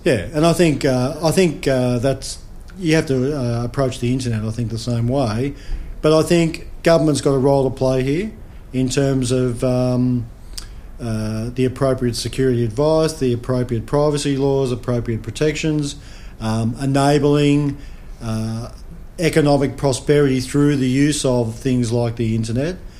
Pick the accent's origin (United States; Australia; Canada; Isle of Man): Australia; as an Australian citizen